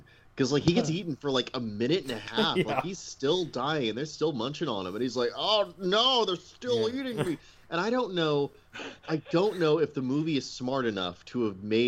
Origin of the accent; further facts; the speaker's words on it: Midwest, United States; I'm from the Midwest